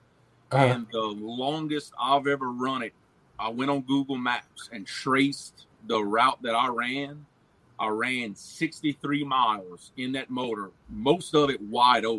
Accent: Avoyelles Parish, East Central Louisiana, United States; accent: Cajun; I'm from East Central Louisiana. Every other state calls it counties. We call it parishes. But from Avoyelles Parish

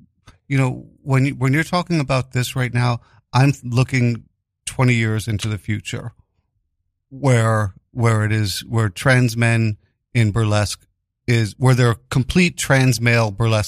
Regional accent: New York City, New York, United States; I grew up in Greenwich Village, very liberal, and you know, Stonewall was literally just, was walking distance from my home, the Stonewall Bar. But at the same time, my neighborhood, my block, being Italians.

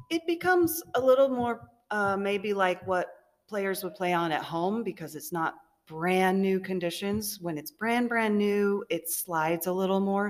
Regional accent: Orlando, Florida, United States; I'm from Orlando, Florida, here in Iowa

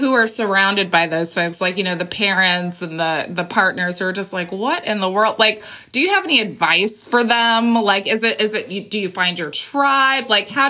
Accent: Colton, California, United States; I grew up in Colton, California. Southern California.

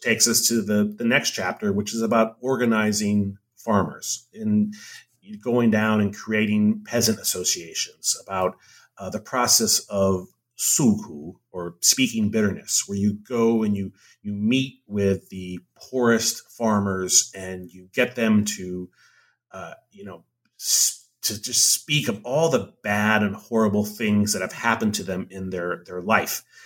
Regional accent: Hawaii, United States; moved away as an adult; I'm from Hawaii.

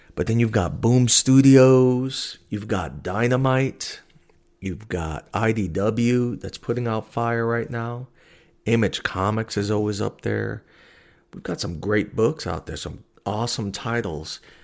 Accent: New York, United States; moved away as an adult; now in Alaska, United States; I'm originally a New Yorker

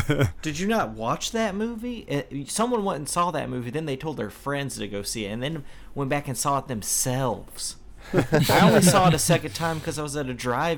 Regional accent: United States; because we're American.

